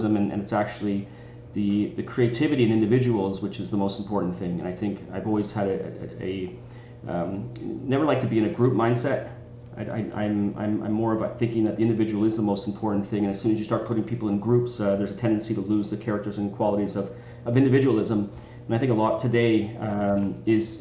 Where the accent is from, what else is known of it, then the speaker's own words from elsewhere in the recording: Richmond Hill, Ontario, Canada; I grew up in Toronto, just a little bit north of Toronto, in a little town called Richmond Hill